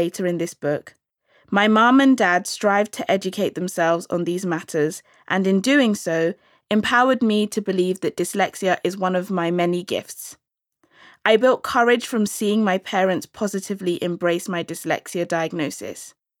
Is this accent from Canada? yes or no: no; London, United Kingdom; I'm from London and I'm of Nigerian Igbo heritage.